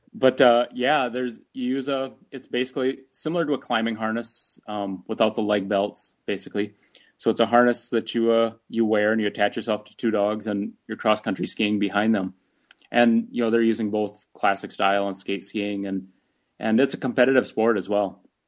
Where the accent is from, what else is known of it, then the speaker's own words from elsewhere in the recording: near Rochester, Minnesota, United States; moved away as an adult; also born or lived in Alaska; Rochester, Minnesota, near my hometown